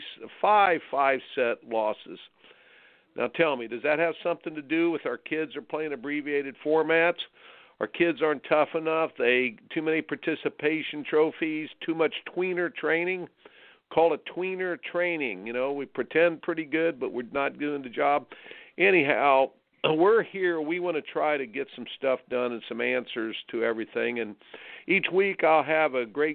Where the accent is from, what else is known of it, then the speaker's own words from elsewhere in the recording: Indianapolis, Indiana, United States; I grew up in Indianapolis